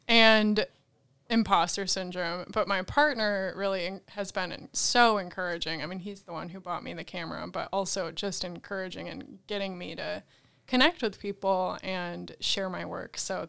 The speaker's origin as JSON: {"language": "English", "area": "about 45 minutes outside of Rochester", "region": "New York", "country": "United States", "tie": "born or raised there", "also_born_or_lived": "Buffalo, New York / California", "said": "grew up about 45 minutes outside of Rochester"}